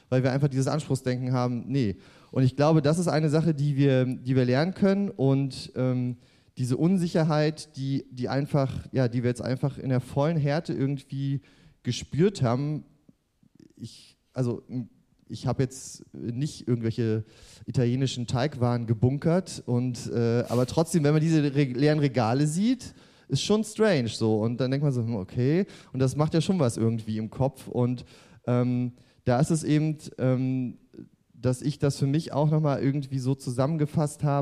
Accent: East Germany, Germany; Und ähm, ich komme ja auch äh, aus der DDR und da haben wir ja auch ein bisschen was mitgemacht

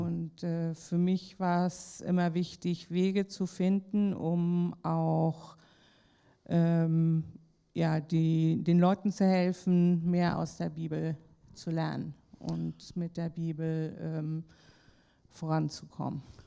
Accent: Kiel, Schleswig-Holstein, Germany; moved away as an adult; now in Likasi, Democratic Republic of the Congo; ich bin in Kiel geboren, aufgewachsen habe Schule besucht

